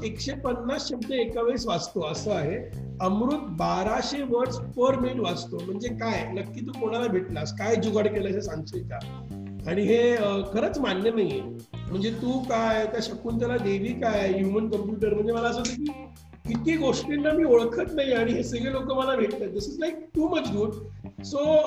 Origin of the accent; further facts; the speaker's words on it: Pune, Maharashtra, India; मी तसा मोहचा पुण्याचा आहे